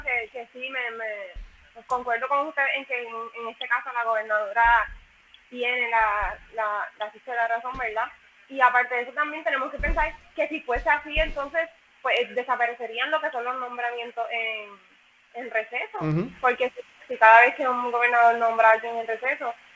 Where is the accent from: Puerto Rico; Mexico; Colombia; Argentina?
Puerto Rico; Yauco; yo soy de Yauco